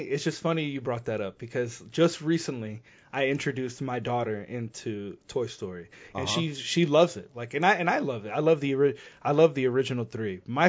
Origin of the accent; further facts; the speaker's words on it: South Florida, United States; moved away; I grew up in South Florida.